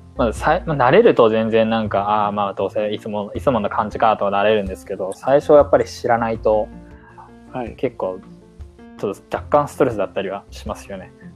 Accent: Japan; moved away as an adult; now in Boston, United States; 国籍が中国なので、日本育ち、日本生まれっで

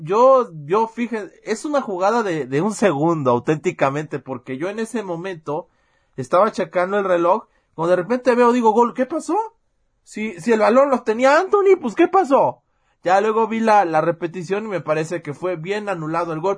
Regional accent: Puebla, Mexico; yo soy poblano

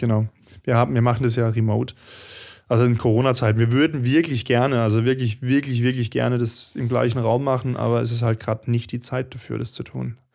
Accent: Baden-Württemberg, Germany; now in Stuttgart, Germany; ich bin ja eigentlich kein Schwabe, bin ja Badner, Südbadner.

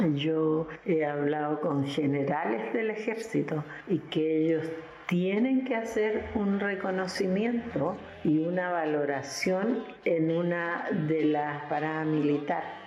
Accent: Arica, Arica y Parinacota, Chile; yo estudiaba en un colegio italiano de monjas acá en Arica

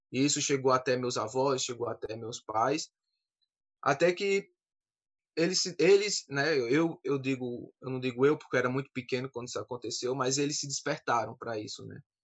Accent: Campina Grande, Paraíba, Brazil; sou daqui da cidade de Campina Grande, na Paraíba

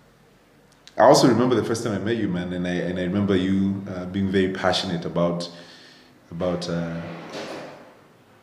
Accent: Nairobi, Kenya; I grew up in Nairobi, mm-hmm. Born and raised

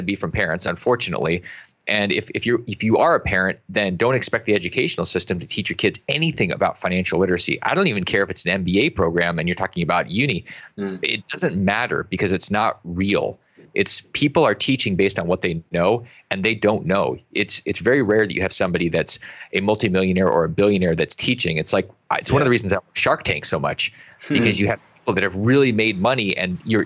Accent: Alaska, United States; I grew up in Alaska and I've been in Africa a bunch

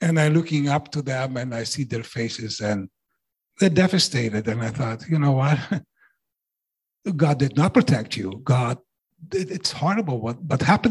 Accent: Netherlands; now in Canada; I was raised in the Netherlands

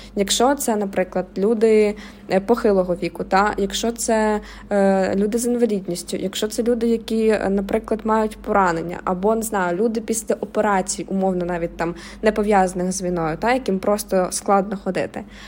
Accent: Mykolaiv, Mykolaiv Oblast, Ukraine; Я сама з Миколаєва

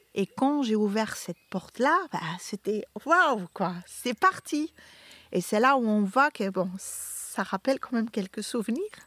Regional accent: Flanders, Belgium; moved away as an adult; now in Beaumont-en-Véron, France; Les vins de mon pays natal, qui a eu maintenant une... Euh, la Belgique

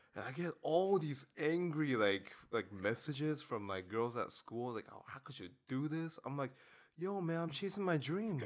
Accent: South Korea; I was born in Korea

